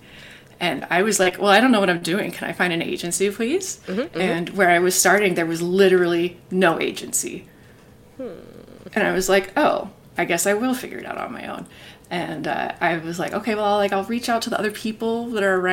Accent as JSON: {"language": "English", "country": "United States", "first_language": "English", "moved": "as an adult", "lives_now": "Canada", "said": "I am American. I am an immigrant to Canada"}